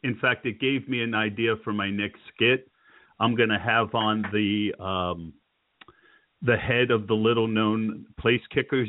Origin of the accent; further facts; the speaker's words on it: New York, United States; I grew up in New York in the 80s.